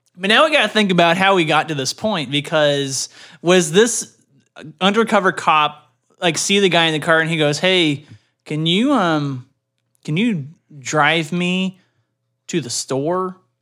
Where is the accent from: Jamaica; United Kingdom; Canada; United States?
Canada; growing up in Canada